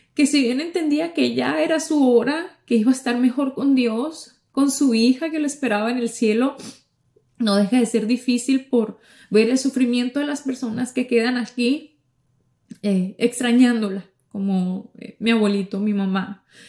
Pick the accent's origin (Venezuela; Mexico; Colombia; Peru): Mexico; Ciudad Obregón, Sonora; now in Miami, United States; yo llego a, a Sonora, a lo que es el estado donde vive mi familia, a Ciudad Obregón